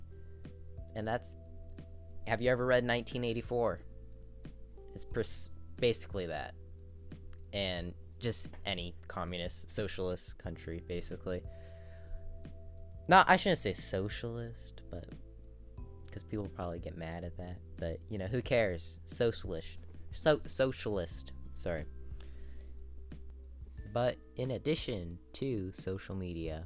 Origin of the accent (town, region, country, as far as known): United States